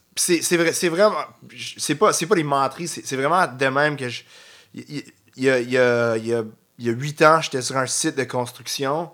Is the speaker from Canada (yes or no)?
yes; North Shore, Quebec, Canada; C'était comme retourner chez nous. Je viens de la Rive-Nord.